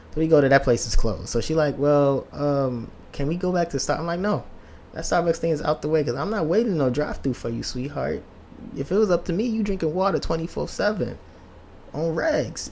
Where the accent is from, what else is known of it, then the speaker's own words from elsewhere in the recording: Nigeria; now in United States; me being African immigrant